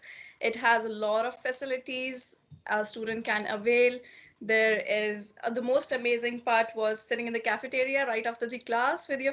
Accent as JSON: {"language": "English", "country": "India", "moved": "as an adult", "lives_now": "Canada", "said": "I hail from India."}